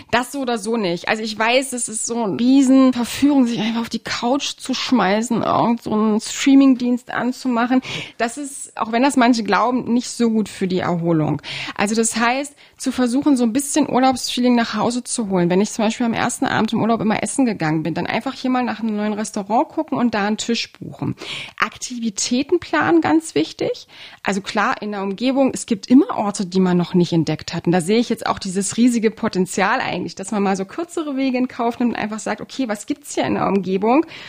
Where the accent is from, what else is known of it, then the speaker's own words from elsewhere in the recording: Halle, Saxony-Anhalt, Germany; meine Heimatstadt